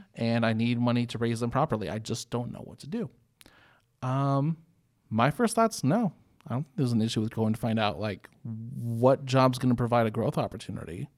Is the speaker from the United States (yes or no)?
yes; North Carolina, United States; also born or lived in Illinois; growing up in, in North Carolina since oh four is when we moved down here from Illinois.